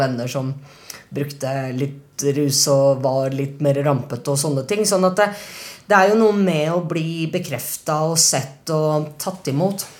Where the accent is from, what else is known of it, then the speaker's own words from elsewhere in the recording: Norway; jeg er jo norsk